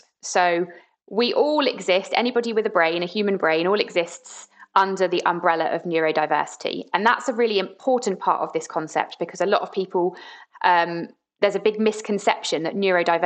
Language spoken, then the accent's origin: English; Brighton, South East England, United Kingdom; I grew up in Brighton, and it's a pretty inclusive place to be